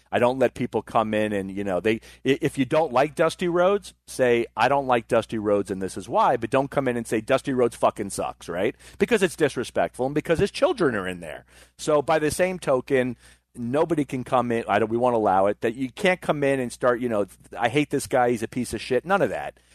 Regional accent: Florida, United States; I was from Florida

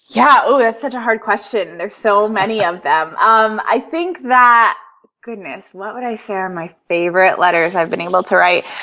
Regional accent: Connecticut, United States; moved away as an adult; now in Atlanta, United States; I moved here three years ago, so I'm originally from Connecticut, and then moved down south for the first time um, being in the South is so completely different from living up north my whole entire life

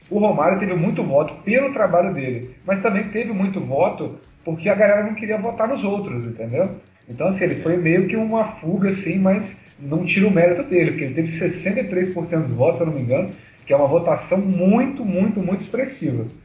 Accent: Rio de Janeiro, Brazil; Eu sou aqui do Rio

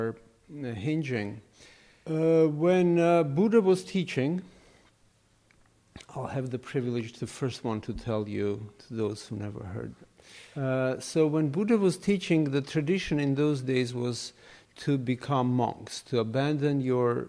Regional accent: Armenia; moved away as an adult; now in New York City, United States; I grew up in the Soviet Union, in Armenia

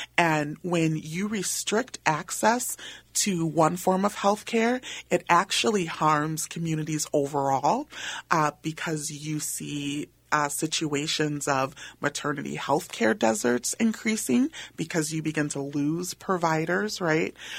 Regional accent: St. Paul, Minnesota, United States; I am a Minnesota native, was born and raised in St. Paul uh, in Frogtown

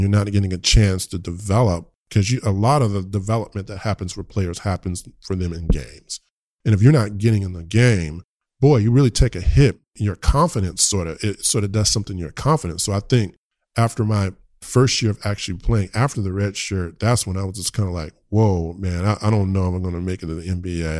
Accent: Richmond, United States; I'm from the hood in Richmond

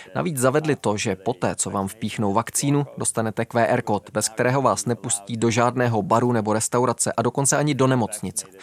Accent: Netherlands; now in Russia; v Holandsku, odkud pocházím

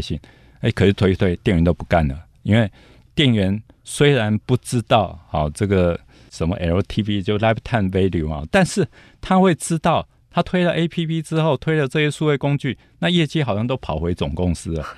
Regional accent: Taiwan; 我们台湾人比较不竞争导向啊，好像比较没有狼性啊。

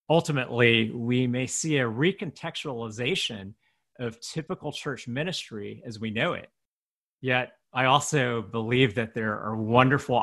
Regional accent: United States; an American-born Chinese pastor

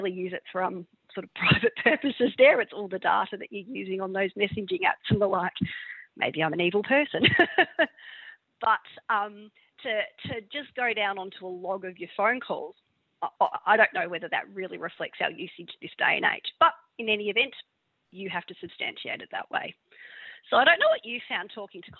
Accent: Victoria, Australia; I'm from Victoria

